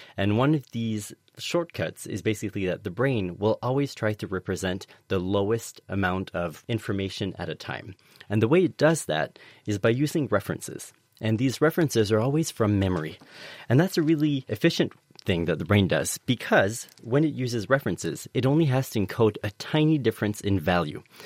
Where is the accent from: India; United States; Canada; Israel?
Canada; now in United Kingdom; I'm an immigrant. I'm from Canada